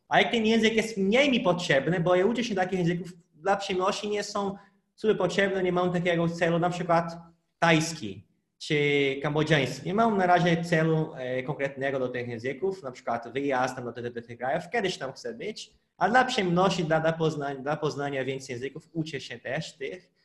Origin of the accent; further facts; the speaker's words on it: Brazil; first language Portuguese; Polish is a second language; now in Poland; jestem z Brazylii